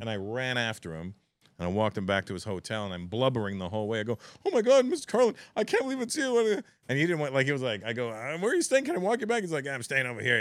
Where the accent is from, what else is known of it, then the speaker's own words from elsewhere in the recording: Toronto, Ontario, Canada; it's my hometown